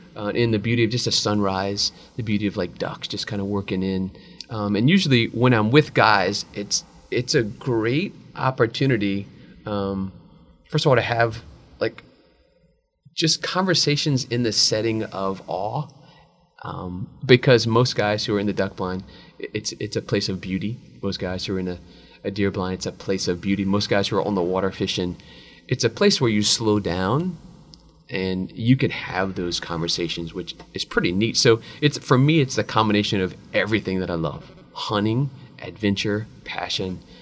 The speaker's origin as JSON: {"language": "English", "town": "Abbeville", "region": "Louisiana", "country": "United States", "tie": "born or raised there", "said": "born and raised in Abbeville, went to Mount Carmel, went to VC"}